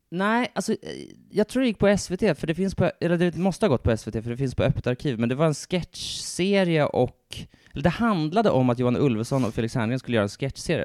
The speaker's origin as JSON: {"language": "Swedish", "town": "Stockholm", "region": "Stockholm County", "country": "Sweden", "said": "en riktig stockholmare precis som jag"}